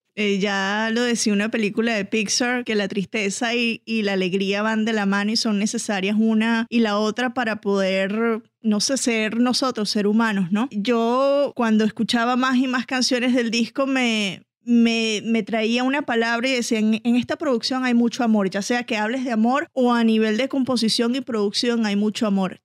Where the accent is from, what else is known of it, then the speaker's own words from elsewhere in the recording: Venezuela; yo, que soy venezolano